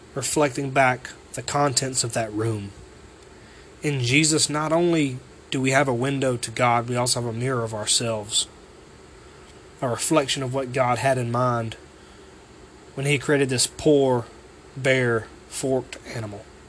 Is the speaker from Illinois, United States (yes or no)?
no; Waynesboro, Georgia, United States; I'm from Waynesboro, Georgia